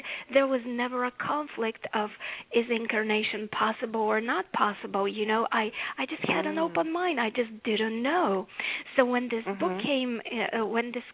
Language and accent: English; Bulgaria; now in United States; As you can tell by my accent, I didn't grow up here in America. I grew up in Bulgaria.